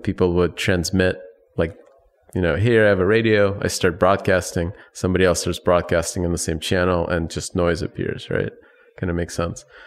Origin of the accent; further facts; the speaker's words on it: Chicago, Illinois, United States; also born or lived in Soviet Union / Ukraine; I was born in the Soviet Union. When I left, it was, uh, right after the whole thing fell apart. I still had a Soviet passport, but I grew up in, in the Chicago area